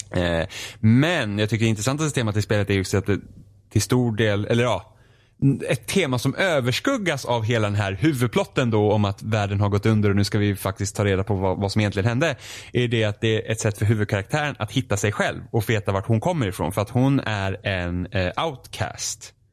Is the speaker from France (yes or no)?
no; Finland; Swedish is a second language; Jag är finne, svenska är svårt för mig.